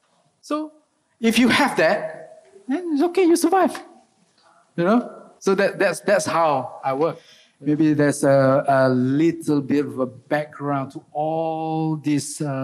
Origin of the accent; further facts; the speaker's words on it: Baling, Kedah, Malaysia; moved away; also born or lived in Kuala Lumpur; in Baling, my hometown, you know, most of the people there, you know, they rely on rubber tapping